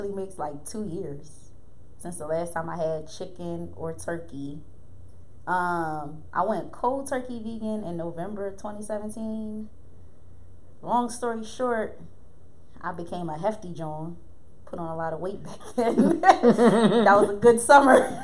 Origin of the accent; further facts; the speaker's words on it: Philadelphia area, Pennsylvania, United States; I am from the area of Philadelphia, not the city per se